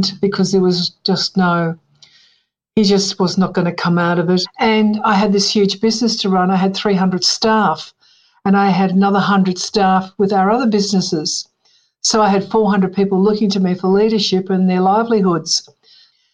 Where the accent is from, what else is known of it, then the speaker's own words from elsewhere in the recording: Melbourne, Victoria, Australia; also born or lived in Bairnsdale, Victoria; I was born in Bairnsdale, Victoria, and at a very early age, my parents came to Melbourne.